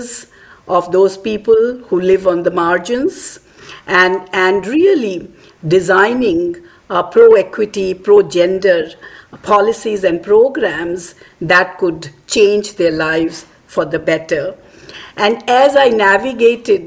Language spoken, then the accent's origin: English; India; moved away as an adult; also born or lived in Australia; my home country in India.